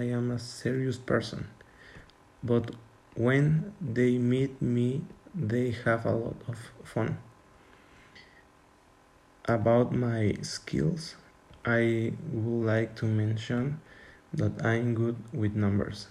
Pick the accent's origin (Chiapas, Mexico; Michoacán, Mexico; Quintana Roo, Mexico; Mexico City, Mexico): Chiapas, Mexico; Tuxtla Gutiérrez; English is a second language; I was born in Tuxtla Gutiérrez, Chiapas, so my nationality is Mexican.